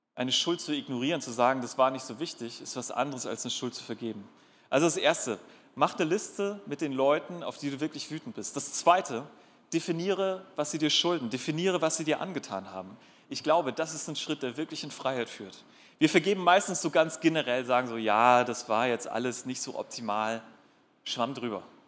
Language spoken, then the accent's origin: German; North Sea coast, Germany; now in Darmstadt, Germany; Und ich bin an der Nordsee groß geworden